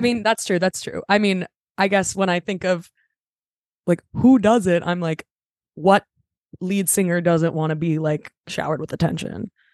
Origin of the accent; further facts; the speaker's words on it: Los Angeles, California, United States; I'm from L A, I'm a Valley girl